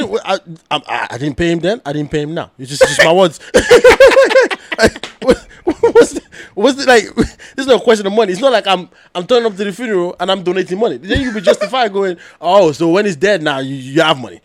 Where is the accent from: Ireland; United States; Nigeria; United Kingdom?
Nigeria; I'm from Nigeria